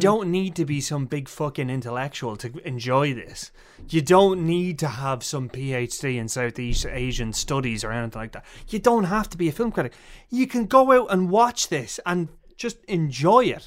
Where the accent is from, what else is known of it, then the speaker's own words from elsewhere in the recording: Ireland; we're being Irish